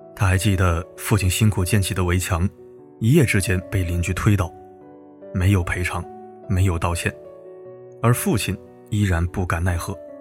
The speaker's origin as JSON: {"language": "Chinese", "region": "Beijing", "country": "China", "tie": "born or raised there", "said": "我是在北京某部队大院长大的"}